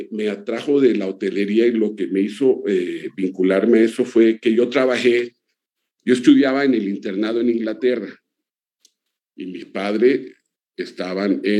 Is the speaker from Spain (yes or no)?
no; Colombia; also born or lived in Mexico City; era colombiano. Y mexicano porque mi corazón está en ese país. Yo viví muchos años en, en el DF, yo me crié en el DF, yo viví de los 10 a los 16 años en el DF